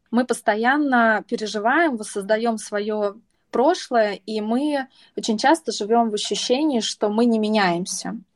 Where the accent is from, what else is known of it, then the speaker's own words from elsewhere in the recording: Samara, Samara Oblast, Russia; moved away; мы, мы из Самары, из Самаре привет, но, между прочим, сейчас вещание ведется из, внимания, Москвы и из Канарских